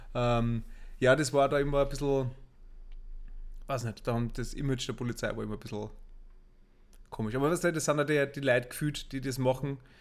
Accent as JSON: {"language": "German", "town": "Asten", "region": "Upper Austria", "country": "Austria", "tie": "born or raised there", "said": "wir sind ja am, am Land aufgewachsen im, oder im Linzer Vorstadt"}